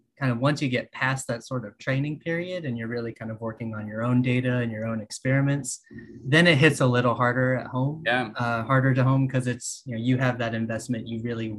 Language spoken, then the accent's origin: English; west of Fort Worth, Texas, United States; moved away as an adult; also born or lived in Austin, Texas; now in California, United States; I grew up in Texas, west of Fort Worth. I spent 7 years in Austin